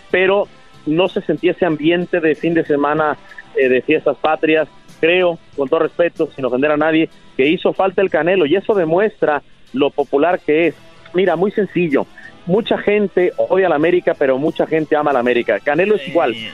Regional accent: Mexico; Y lo digo con orgullo porque como mexicanos somos el único medio en español que cubrimos el boxeo.

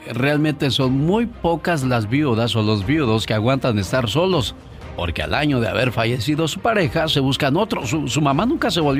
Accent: Veracruz, Mexico; moved away; Es una canción popular de esas tierras porque un día salí de Veracruz, pero Veracruz nunca salió de mí.

